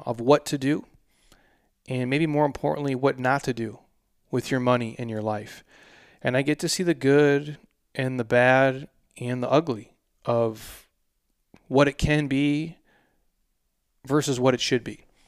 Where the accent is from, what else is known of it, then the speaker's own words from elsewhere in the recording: Minnesota, United States; I'm from Minnesota